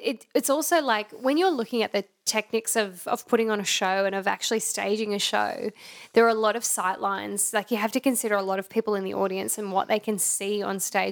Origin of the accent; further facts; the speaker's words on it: Brisbane, Queensland, Australia; we grew up in Brisbane